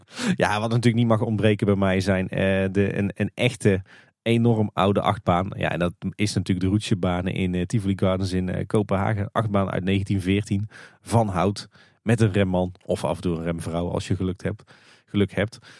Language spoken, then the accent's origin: Dutch; Tilburg, North Brabant, Netherlands; De stad waar ik ben geboren en getogen